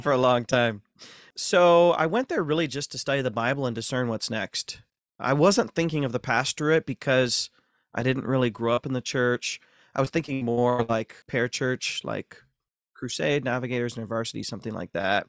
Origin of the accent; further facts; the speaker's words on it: Ashland, Ohio, United States; moved away; Born and raised in Ashland, Ohio, North Central Ohio